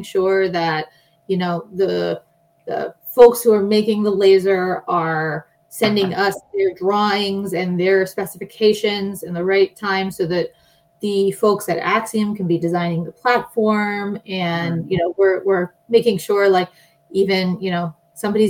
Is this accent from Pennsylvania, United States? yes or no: yes; Pittsburgh, Pennsylvania, United States; now in California, United States; I grew up in Pittsburgh, Pennsylvania. So I'm an East Coast transplant out here to California.